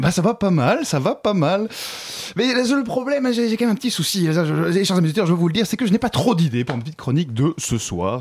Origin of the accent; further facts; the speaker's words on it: Brussels, Brussels-Capital Region, Belgium; now in Paris, France; chez moi, à Bruxelles